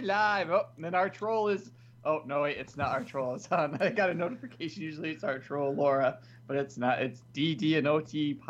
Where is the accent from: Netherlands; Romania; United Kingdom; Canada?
Canada; Well, I'm Canadian, you know.